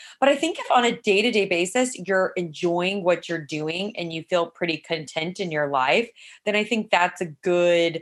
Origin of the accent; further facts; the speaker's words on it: San Luis Obispo, California, United States; also born or lived in Los Angeles; I grew up in San Luis Obispo, California